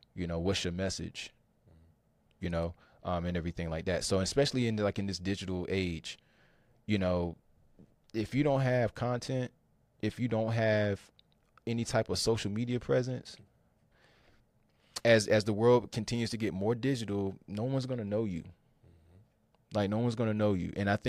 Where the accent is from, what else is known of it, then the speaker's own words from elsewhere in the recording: Fuquay-Varina, North Carolina, United States; So I'm originally from Fuquay Varina, North Carolina. Right here in the heart of the Triangle area. And I grew up playing basketball really most of my life.